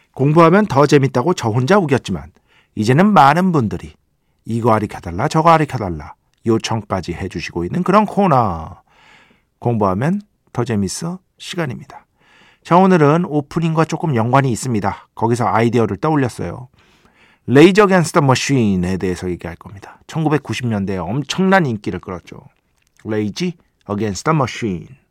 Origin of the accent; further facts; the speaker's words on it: Seoul, South Korea; 제가 중학교 때까지 이제 용산구에 살았잖아요. 중학교 때까지